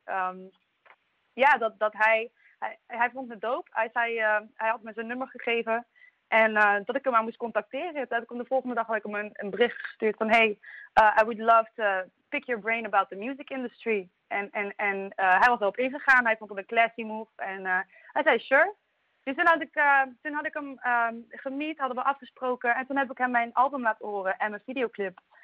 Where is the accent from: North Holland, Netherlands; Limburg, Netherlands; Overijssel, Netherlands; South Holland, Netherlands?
Limburg, Netherlands; Maastricht; ik kom uit Maastricht, geboren en getogen uit Maastricht